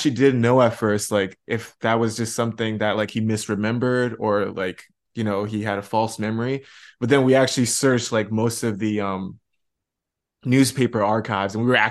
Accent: China; moved away; also born or lived in Canada; I grew up in China

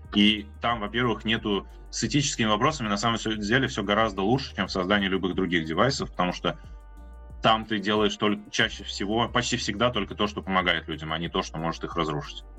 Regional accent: Ulyanovsk, Ulyanovsk Oblast, Russia; я сам тут из Ульяновска

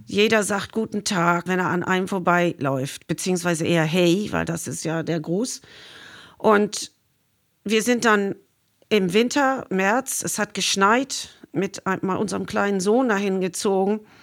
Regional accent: Dublin, Leinster, Ireland; German is a second language; moved away as an adult; now in Sylt, Germany; ich bin ja in Dublin geboren und da ist alles auch vom Meer dominiert

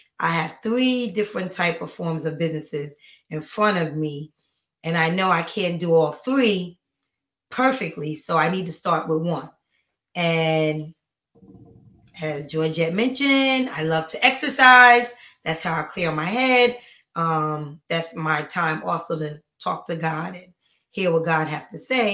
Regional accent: Paterson, New Jersey, United States; moved away; I'm from New Jersey, Paterson, New Jersey

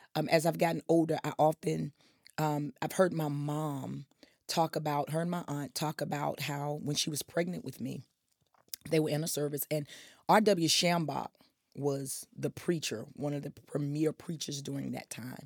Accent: Wilson, North Carolina, United States; I was born in Wilson proudly.

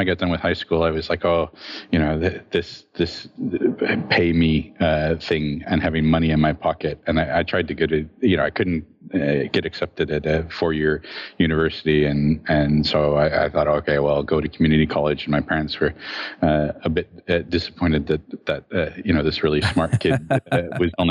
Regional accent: Phoenix, Arizona, United States; I grew up in Phoenix, Arizona

